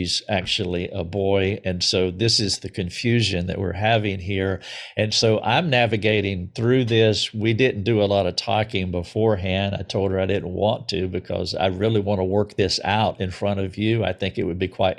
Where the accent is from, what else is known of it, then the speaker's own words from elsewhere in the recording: southern United States, United States; I'm from the southern part of the United States